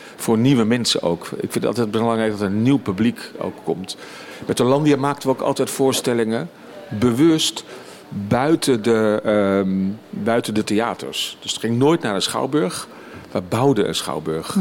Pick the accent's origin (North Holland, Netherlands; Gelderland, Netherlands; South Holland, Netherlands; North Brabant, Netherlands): South Holland, Netherlands; a village near Leiden; moved away as an adult; een dorpje bij Leiden in de buurt, tussen Den Haag en Amsterdam in. Dus ik heb steeds vanuit dat dorp waar ik ben opgegroeid met mijn ouders